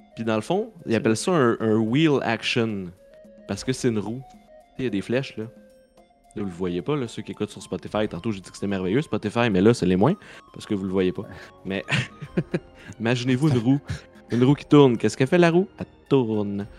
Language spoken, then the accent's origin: French; Saint-Lin–Laurentides, Quebec, Canada; De Saint-Lin.